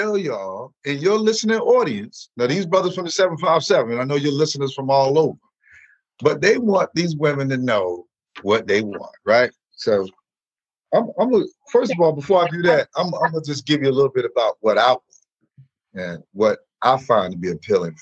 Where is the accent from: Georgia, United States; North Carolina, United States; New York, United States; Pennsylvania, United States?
North Carolina, United States; New Bern; moved away; also born or lived in Newport News, Virginia / Los Angeles; I'm originally from New Bern, North Carolina, proud country boy, but by way of Newport News, the 757